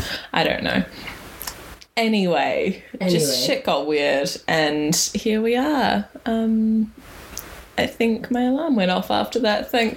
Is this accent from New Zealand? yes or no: yes; New Zealand; born or raised there; also born or lived in Wellington region; now in Wellington, New Zealand